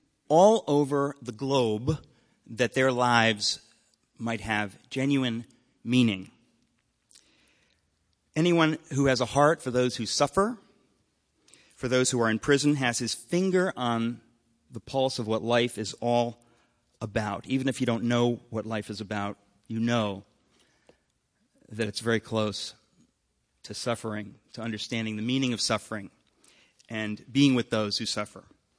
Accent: Danbury, Connecticut, United States; I grew up in Danbury, Connecticut, spent years there

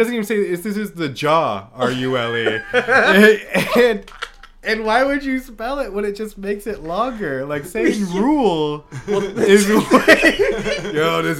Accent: the Bay Area, California, United States; I grew up in the Bay

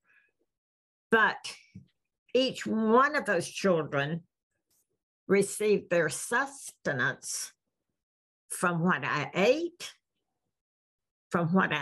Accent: the South, United States; we're from the South

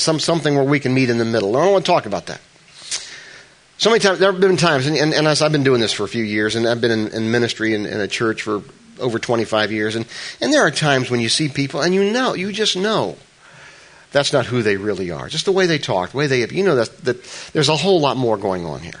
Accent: New Jersey, United States; I'm from New Jersey

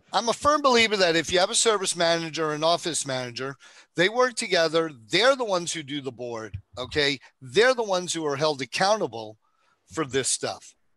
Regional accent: New York, United States; I'm from New York

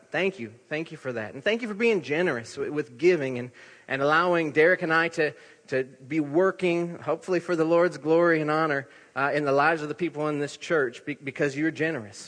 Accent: Iowa, United States; accent: Iowa; moved away; in my Iowa accent

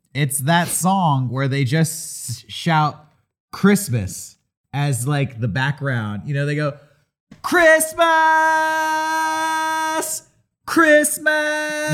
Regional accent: San Diego, California, United States; growing up in San Diego

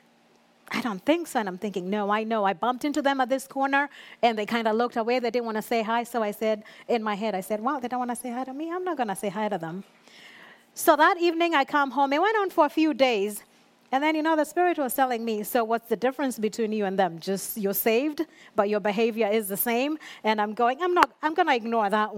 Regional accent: Kenya; moved away; growing up in Kenya, I was still in youth

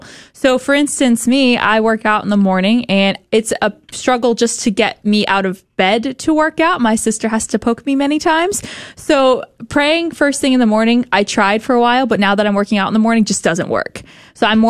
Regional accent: Texas, United States; we're from Texas.

